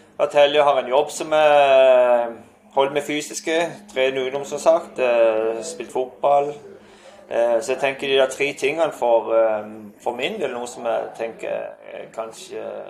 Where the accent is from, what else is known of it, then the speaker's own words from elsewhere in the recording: Skjernøy, Agder, Norway; jeg har så mange gode minner fra, fra oppveksten på Skjernesøy